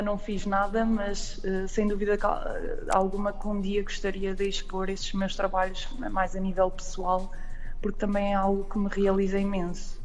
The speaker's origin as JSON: {"language": "Portuguese", "town": "Aveiro", "region": "Centro", "country": "Portugal", "said": "eu sou daqui, já agora, sou da, da zona da Aveiro, do centro"}